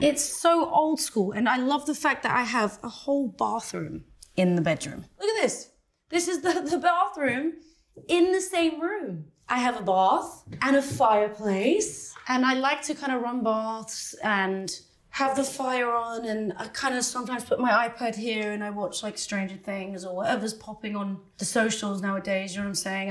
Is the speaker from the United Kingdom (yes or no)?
yes; London, United Kingdom; I'm from London